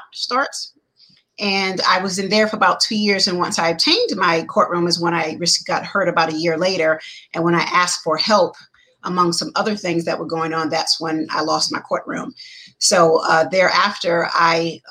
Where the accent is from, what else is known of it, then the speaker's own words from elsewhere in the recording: New York, United States; moved away as an adult; also born or lived in Charleston, South Carolina / Pennsylvania; now in Georgia, United States; I am originally from New York. Depending on who you ask, I grew up partly in New York and was born in New York and grew up partly in Charleston, South Carolina